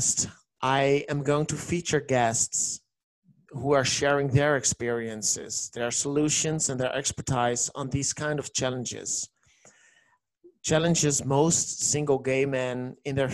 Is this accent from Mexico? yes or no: no; Netherlands; English is a second language; I'm from the Netherlands, and that's the reason why you hear an accent